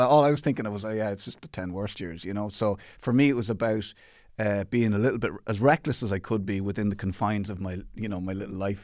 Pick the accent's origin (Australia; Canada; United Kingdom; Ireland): Ireland; Athlone, Leinster; I grew up in Athlone in the Midlands